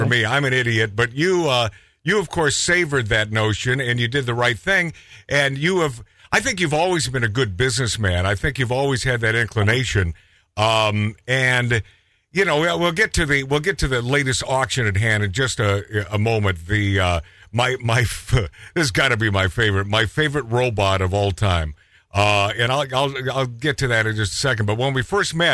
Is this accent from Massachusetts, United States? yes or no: no; Shipshewana, Indiana, United States; moved away as an adult; also born or lived in Auburn, Indiana; now in Beverly Hills, United States; I grew up in Shipshewana, Indiana